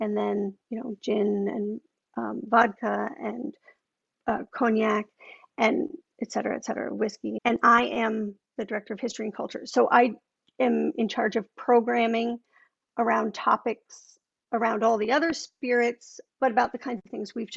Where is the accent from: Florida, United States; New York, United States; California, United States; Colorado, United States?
New York, United States; Long Island; moved away; also born or lived in Indiana; where I grew up on Long Island